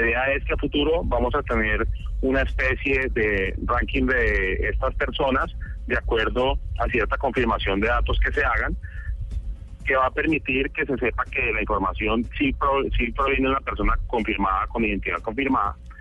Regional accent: Cali, Valle del Cauca, Colombia; also born or lived in United States; yo nací en Estados Unidos, pero desde pequeño he vivido toda la vida en Cali.

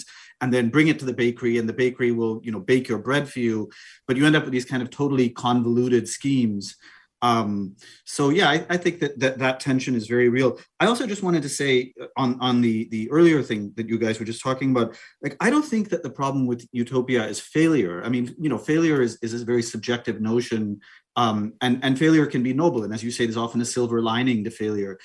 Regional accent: Auroville, Tamil Nadu, India; growing up in Auroville

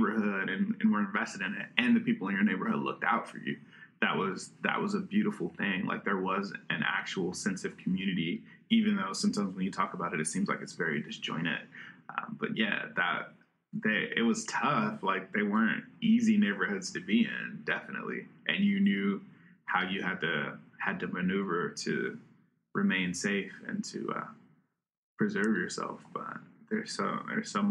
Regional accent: Richmond, Virginia, United States; I grew up over in the Randolph area

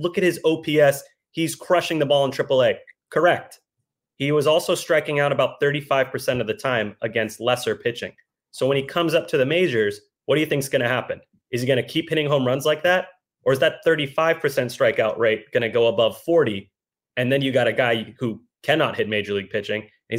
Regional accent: the South, United States; You know me, dude, born and raised in the South. So Southern hospitality is my thing.

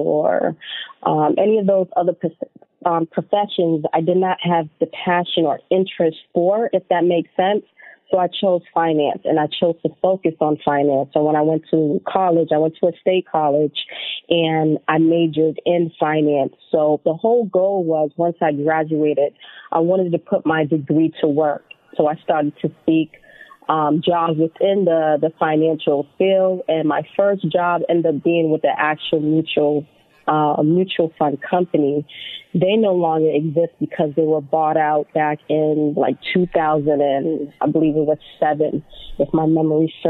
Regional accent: Boston, Massachusetts, United States; I grew up in Boston, Massachusetts.

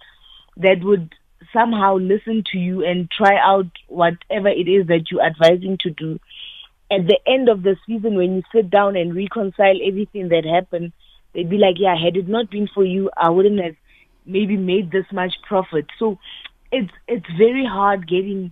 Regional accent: Thaba Nchu, Free State, South Africa; I am from Tabanchu. It's a small town outside Bloemfontein here in the Free State

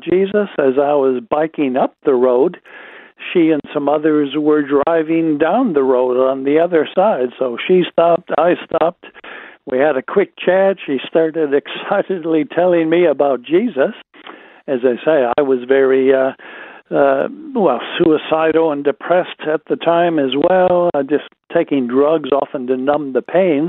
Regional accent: Wisconsin, United States; Wisconsin boy living in a small town, Wisconsin

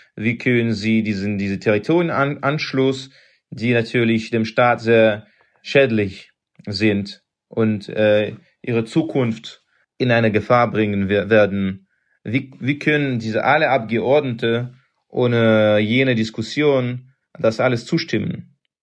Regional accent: Russia; German is a second language; bei uns in Russland

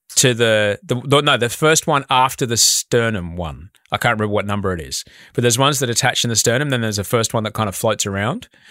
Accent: Brisbane, Queensland, Australia; I, I grew up in Brisbane

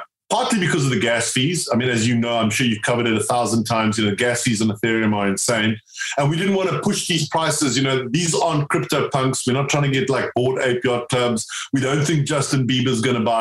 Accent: South Africa; now in United Kingdom; I grew up in South Africa

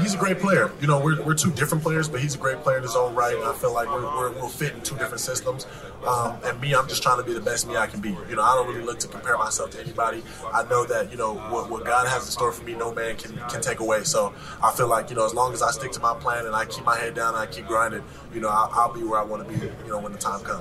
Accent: Los Angeles, California, United States; growing up in South Central Los Angeles

